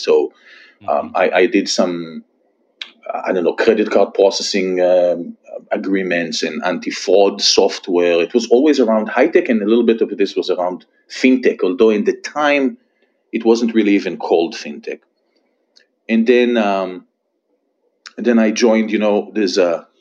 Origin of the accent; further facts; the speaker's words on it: Israel; moved away as an adult; I was born and raised in Israel. You can probably still hear it from my accent. I'm here for about 15 years, something like that, followed my wife.